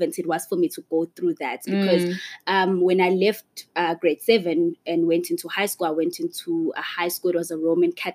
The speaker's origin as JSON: {"language": "English", "area": "Malmuth", "region": "KwaZulu-Natal", "country": "South Africa", "tie": "born or raised there", "said": "I am from Malmuth. I was born and bred in a small town. It's in KZN"}